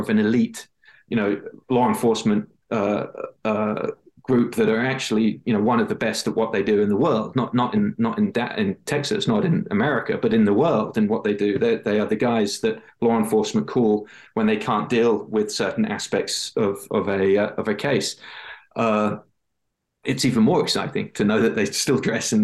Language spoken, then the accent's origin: English; England, United Kingdom; I'm from England